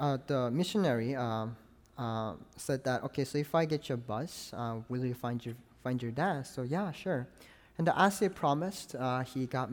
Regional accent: North Korea; moved away; also born or lived in China; I'm from North Korea

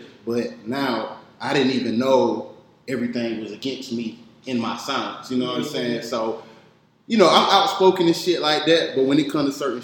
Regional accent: Atlanta, Georgia, United States; born or raised there; also born or lived in Augusta, Georgia

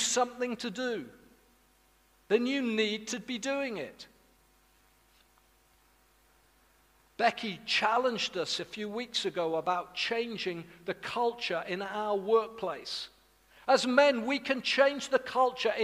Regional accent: Wales, United Kingdom; I'm from Wales.

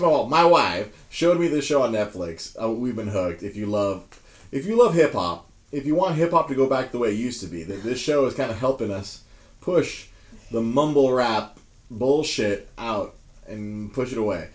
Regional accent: Monterey Park, California, United States; I grew up in Monterey Park

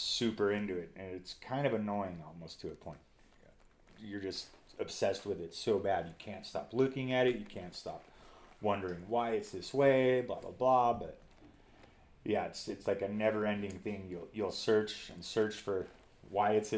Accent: Reno, Nevada, United States; I was born in Reno, Nevada. I've lived here my whole life.

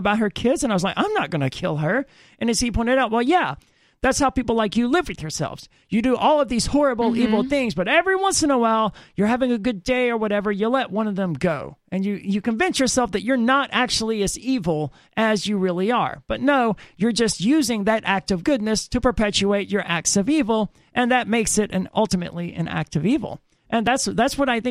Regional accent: Mississippi, United States; I'm from Mississippi

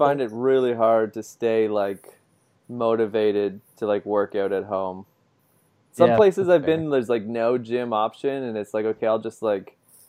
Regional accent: Canada; moved away; being Canadian amongst Canadians

